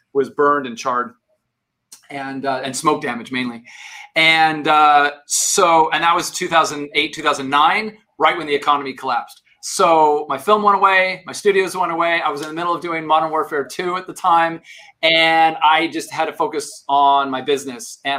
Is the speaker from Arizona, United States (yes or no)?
yes; Tucson, Arizona, United States; moved away; I grew up in Arizona